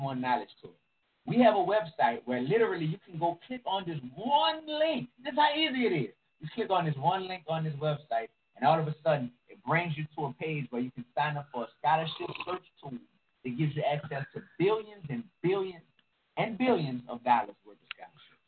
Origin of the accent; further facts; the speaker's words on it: New Orleans, Louisiana, United States; from New Orleans, like me